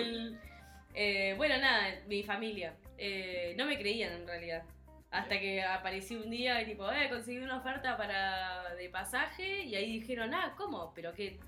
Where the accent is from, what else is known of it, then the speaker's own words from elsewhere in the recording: Bahía Blanca, Buenos Aires Province, Argentina; moved away as an adult; soy de la ciudad de Bahía Blanca, que queda bien, queda al sur de la provincia de Buenos Aires